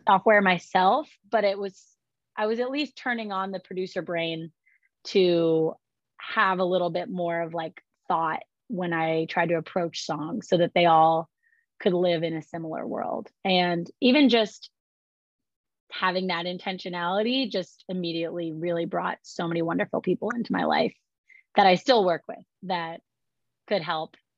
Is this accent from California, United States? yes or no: yes; California, United States; now in Nashville, United States; I grew up in California